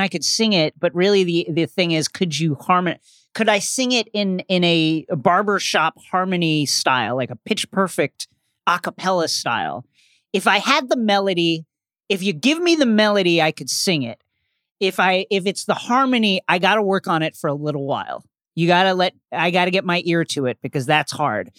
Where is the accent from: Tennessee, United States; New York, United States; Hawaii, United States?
New York, United States